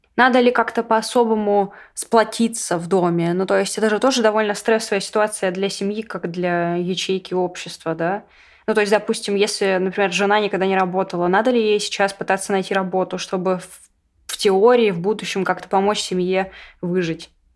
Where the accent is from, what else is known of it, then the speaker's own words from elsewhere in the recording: Russia; я россиянка